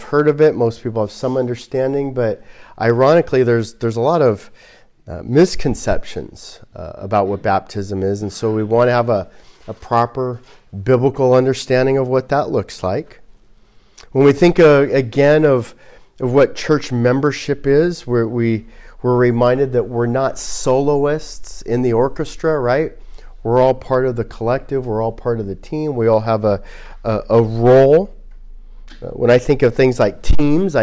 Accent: Glendale, California, United States; born or raised there

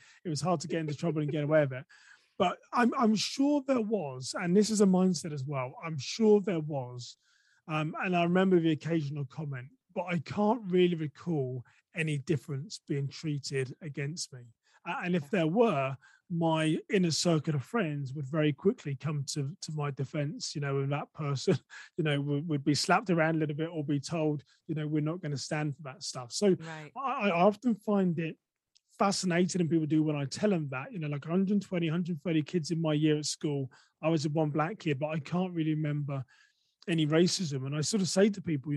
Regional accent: England, United Kingdom; accent: English; moved away as an adult; now in United States; I'm from England

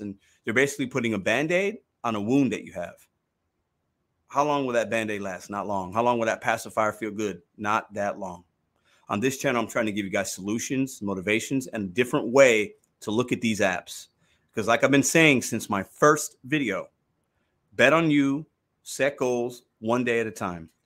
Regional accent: Chicago, Illinois, United States; now in St. Louis, United States; I was born in Chicago. I rep Chicago

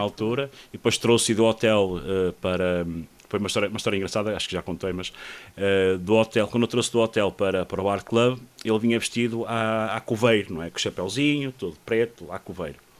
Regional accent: Espinho, Aveiro District, Portugal; eu sou de Espinho, não é? nasci em Espinho e morei muitos anos em Espinho

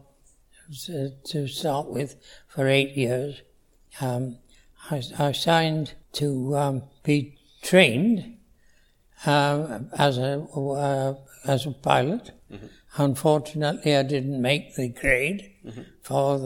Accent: Wales, United Kingdom; moved away as an adult; now in Canada; I was born in Wales, yes. And in 1919. So it's quite a privilege to be around at the moment. Yes, I was born into a normal Welsh family

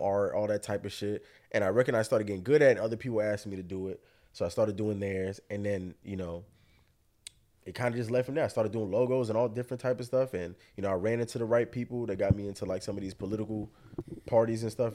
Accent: Hollywood, Florida, United States; I'm born and bred out here in Florida. I'm from Hollywood.

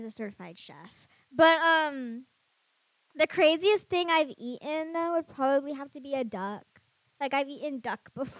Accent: Seattle, Washington, United States; we are from Seattle, we're from Washington State.

